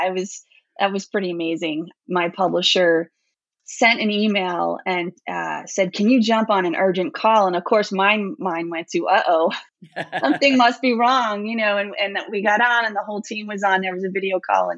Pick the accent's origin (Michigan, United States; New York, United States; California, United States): New York, United States; moved away as an adult; I grew up in New York, but I left there quite a while ago